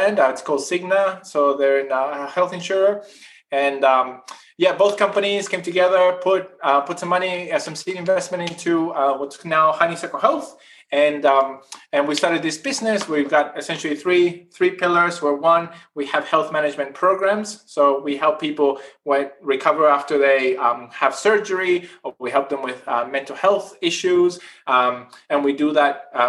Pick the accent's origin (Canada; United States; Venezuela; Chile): Chile; northern Chile; moved away as an adult; now in Australia; I'm originally from South America. I grew up in Chile, in the north part of Chile, in the driest desert in the world